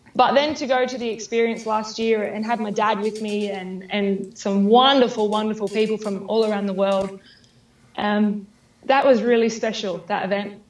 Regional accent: Australia; my hometown. I'm very proud of where I live.

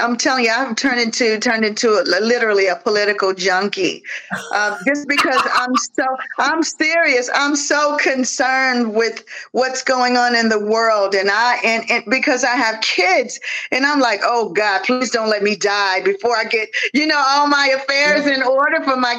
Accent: Mississippi, United States; I'm from Mississippi

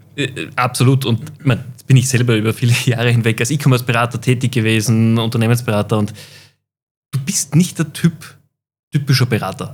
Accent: Austria; als Österreicher

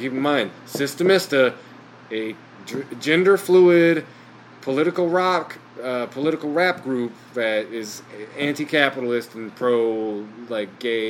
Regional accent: Kalamazoo, Michigan, United States; I'm from Michigan. It's like, Michigan? It's like, what part of Michigan? I'm like, Kalamazoo, Michigan.

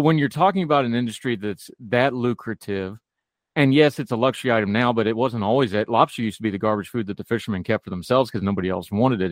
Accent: West Virginia, United States; I grew up in the woods. I grew up in West Virginia

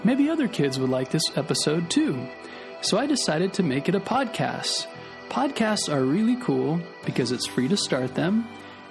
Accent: Mesa, Arizona, United States; also born or lived in Gilbert, Arizona / California; I was born in Mesa, Arizona, and grew up in the towns of Mesa and Gilbert, but we lived in California while my dad was going to school

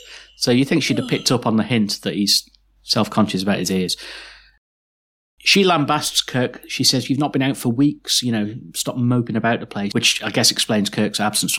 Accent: Liverpool, North West England, United Kingdom; we're all from Liverpool, so it's all Irish descent.

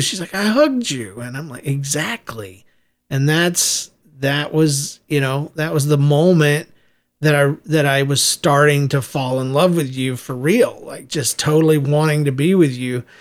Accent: United States; moved away as an adult; also born or lived in Midwest; half her life and my whole life, we grew up on the East Coast there between Jacksonville, Florida, and uh, Southeast Georgia

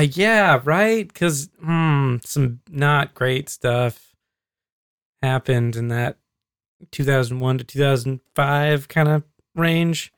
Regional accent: Alaska, United States; growing up in Alaska

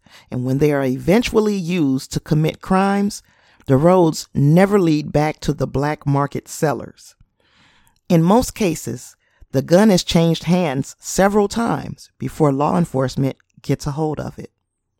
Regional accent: Indiana, United States; namely my home state of Indiana.

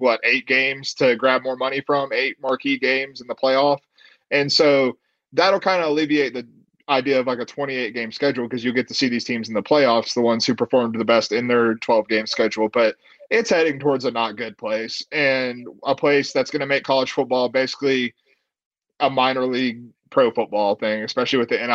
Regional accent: North Carolina, United States; I'm from North Carolina

